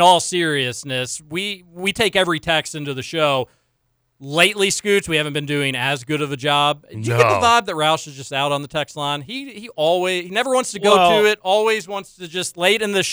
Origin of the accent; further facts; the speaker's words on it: Louisville, Kentucky, United States; I grew up on Wickland, right there behind Atherton